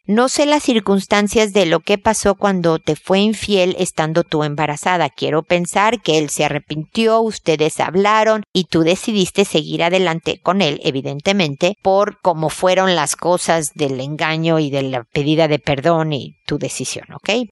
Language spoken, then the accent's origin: Spanish; Mexico; now in Chile; porque soy mexicana y porque vivo en Chile.